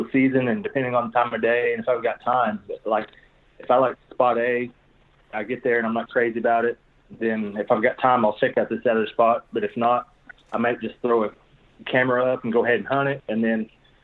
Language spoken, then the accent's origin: English; Muskogee, Oklahoma, United States; I'm also from the Muskogee area